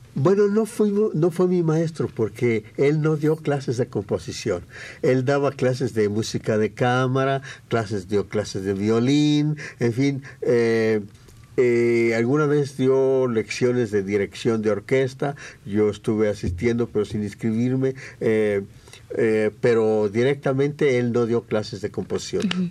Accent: Mexico; soy mexicano

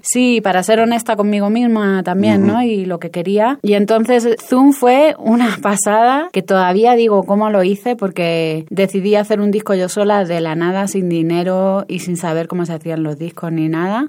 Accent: Canary Islands, Spain; moved away as an adult; also born or lived in Cuba; now in Mexico; Me he criado, parte de mi infancia me crié en Canarias

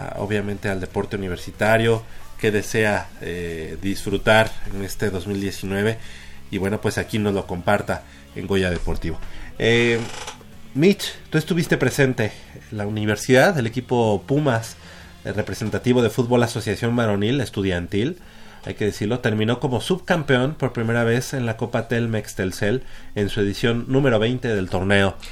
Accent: Mexico; como ciudadanos, como, sí, como mexicanos

